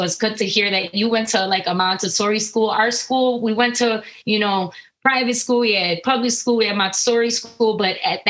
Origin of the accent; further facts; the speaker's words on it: Minnesota, United States; I'm a Boricua, born and raised in Minnesota. I'm Puerto Rican in Minnesota, hence